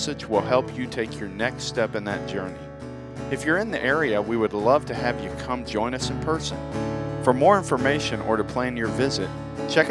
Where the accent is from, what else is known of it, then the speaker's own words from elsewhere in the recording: Tampa, Florida, United States; I grew up in Tampa in the 80s.